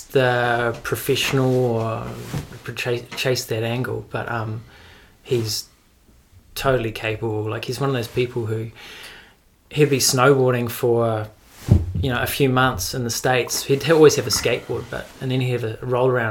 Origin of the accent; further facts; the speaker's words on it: Mount Maunganui, Bay of Plenty, New Zealand; also born or lived in Omokoroa; I'm from Mount Maunganui originally. Western Bay of Plenty, Omokoroa and Mount Maunganui, because my parents were separated when I was younger